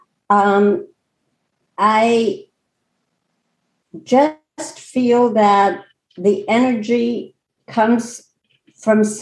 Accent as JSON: {"language": "English", "town": "Chicago", "region": "Illinois", "country": "United States", "tie": "born or raised there", "said": "I grew up in Chicago and used to go to the Art Institute of Chicago"}